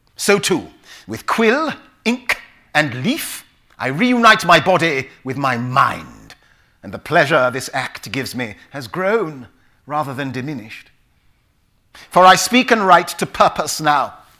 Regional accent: London, United Kingdom; also born or lived in Willesden Green, London; Park Royal, I would say. It sounds posh but it's basically where the biscuit factory is in, in northwest London

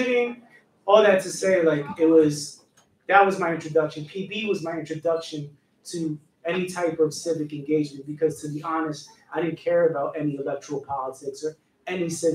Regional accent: New York City, New York, United States; I'm from New York

